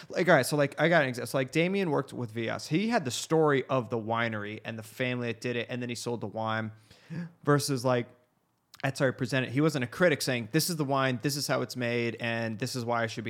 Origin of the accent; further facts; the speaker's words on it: United States; it's our fault being American.